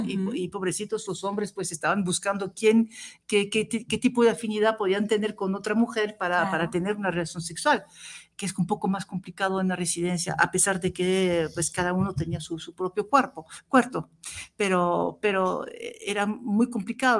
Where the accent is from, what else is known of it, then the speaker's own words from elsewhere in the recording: Tunisia; now in France; nací en Túnez, así que eh, yo soy más